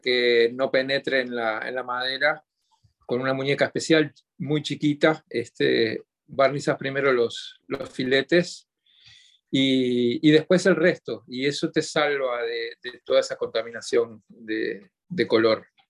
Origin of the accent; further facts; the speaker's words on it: Montevideo, Uruguay; yo nací en Montevideo en 1963, eh, en el hogar de un, de un luthier